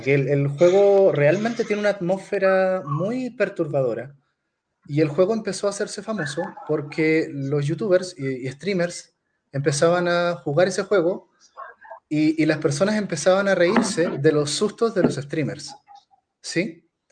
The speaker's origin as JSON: {"language": "Spanish", "country": "Chile", "said": "yo, como chileno"}